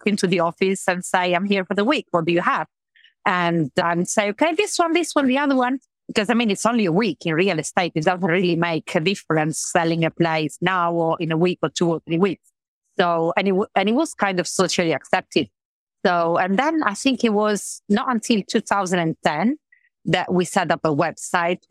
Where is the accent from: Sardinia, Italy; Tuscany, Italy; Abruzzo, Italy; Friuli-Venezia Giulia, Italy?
Friuli-Venezia Giulia, Italy; Trieste; English is a second language; moved away as an adult; also born or lived in London; now in Marbella, Spain; I'm from Italy. I'm from Trieste, the north of Italy